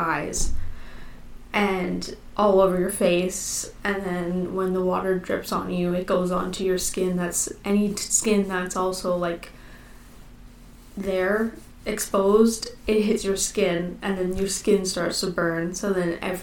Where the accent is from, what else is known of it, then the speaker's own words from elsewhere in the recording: Manitoba, Canada; I'm from Manitoba